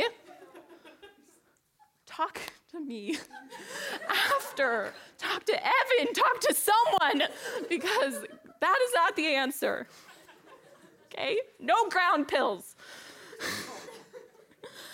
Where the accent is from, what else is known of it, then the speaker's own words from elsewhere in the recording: Portland, United States; moved away as an adult; I grew up in Portland and went to school at MSU